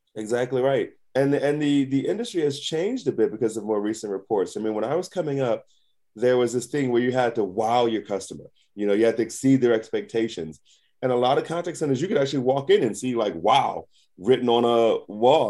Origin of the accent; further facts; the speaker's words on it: Philadelphia, Pennsylvania, United States; I'm, I'm from Philly. I'm, I'm from the hood